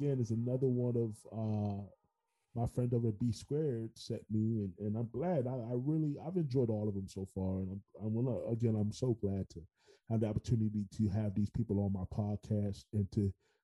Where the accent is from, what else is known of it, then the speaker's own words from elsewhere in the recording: New York City, New York, United States; now in Orlando, United States; I'm originally from New York, but I'm a native New Yorker